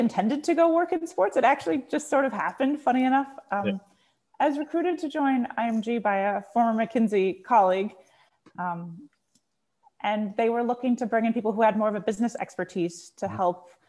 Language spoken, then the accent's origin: English; San Diego, California, United States; moved away; I grew up in San Diego